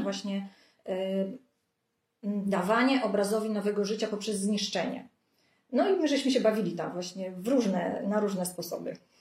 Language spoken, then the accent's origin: Polish; Lubartów, Lublin Voivodeship, Poland; Pochodzę spod Lublina, z małej miejscowości Lubartu